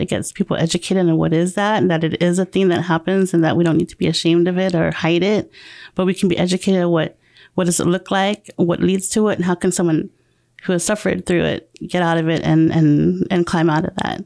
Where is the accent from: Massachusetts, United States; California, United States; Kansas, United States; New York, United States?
California, United States; Murrieta; moved away as an adult; also born or lived in Temecula, California / Guam; I grew up in Marietta, um, since I was in th-, fifth grade.